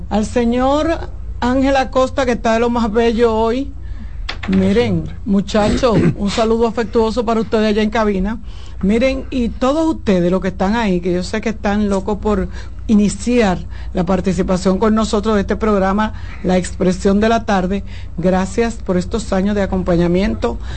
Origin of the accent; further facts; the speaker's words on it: Dominican Republic; de la región este, de donde yo soy, de por ahí, de la zona oriental, que se llama Junco.